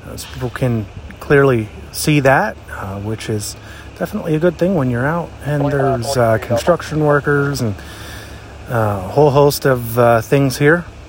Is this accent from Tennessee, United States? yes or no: no; New Florence, Pennsylvania, United States; here in my hometown of New Florence, Pennsylvania